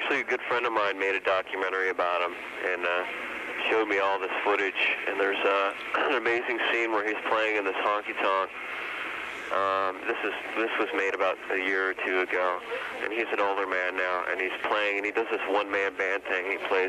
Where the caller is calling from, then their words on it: San Francisco, California, United States; I'm in San Francisco.